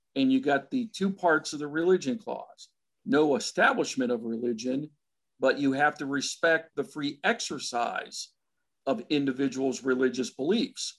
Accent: Pennsylvania, United States; my home state of Pennsylvania was settled by Quakers

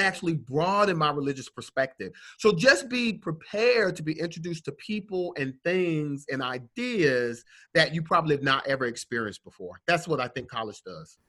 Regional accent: Atlanta, Georgia, United States; I'm from Atlanta

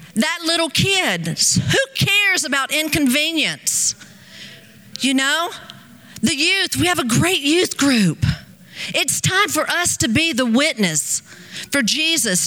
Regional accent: United States; I'm from America

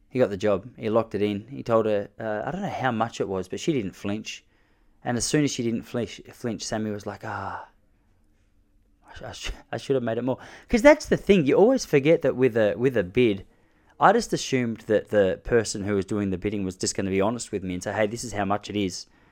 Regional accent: Australia; As an Australian bloke

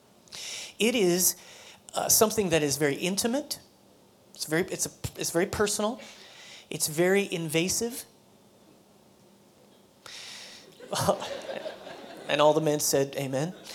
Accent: United States; as American Christians, as Christians who live in the society and the culture of America

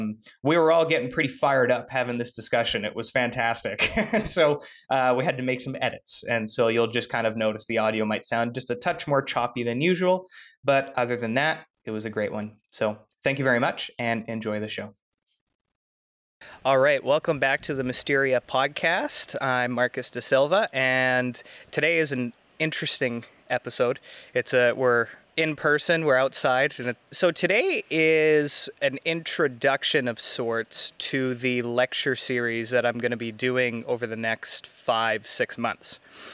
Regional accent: Canada; But I feel that it's important as a Canadian as well to understand the perspectives that Indigenous people have.

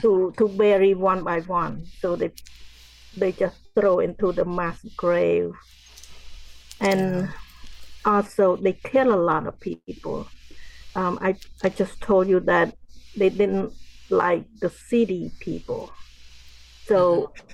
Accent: Cambodia; now in United States; growing up in Cambodia

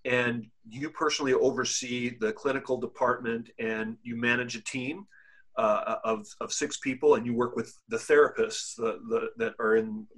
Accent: Lebanon; also born or lived in Africa; now in United States; lived in the United States for many years, been through the education system here, lived in Africa, born and raised in Lebanon.

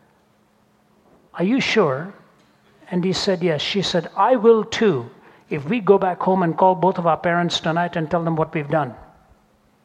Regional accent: India; moved away; growing up in India

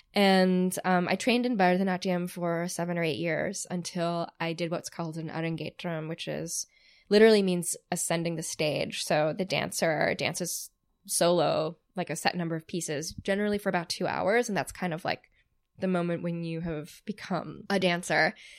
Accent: outside of Boston, Massachusetts, United States; growing up outside of Boston

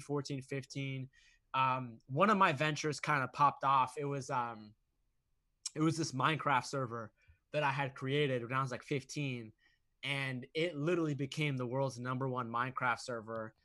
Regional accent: Boston, Massachusetts, United States; I grew up in Massachusetts, Boston

